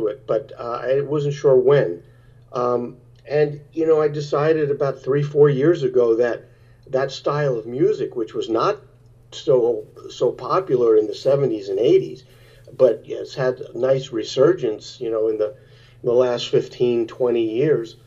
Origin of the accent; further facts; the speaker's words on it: New York City, New York, United States; I grew up in New York in Brooklyn